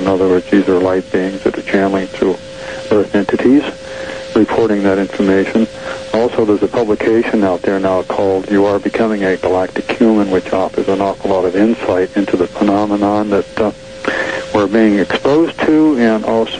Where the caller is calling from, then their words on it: Grass Valley, California, United States; I'm calling from Grass Valley, California.